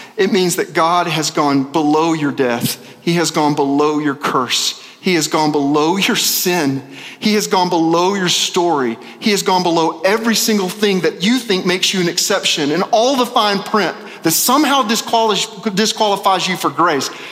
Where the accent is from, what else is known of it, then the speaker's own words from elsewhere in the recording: Little Rock, Arkansas, United States; moved away; I'm from Little Rock